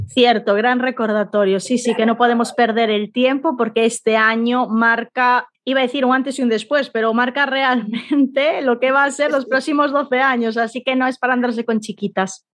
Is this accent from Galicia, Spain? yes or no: yes; A Coruña, Galicia, Spain; Aquí en Coruña, de donde soy yo